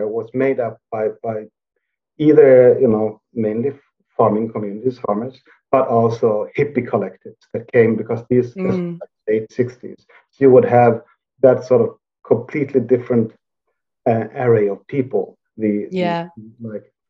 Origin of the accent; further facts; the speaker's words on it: Sweden; I grew up in the Swedish countryside